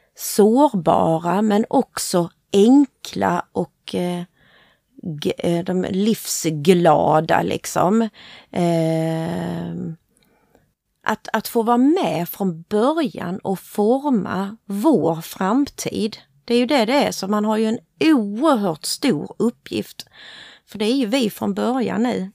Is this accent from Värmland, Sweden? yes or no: no; Hässleholm, Skåne, Sweden; accent: Scanian; also born or lived in Motala; jag är född i Motala, men eh, mamma och pappa och jag, vi flyttade hit till Hässleholm när jag var tre år. så därför är jag ju hässleholmare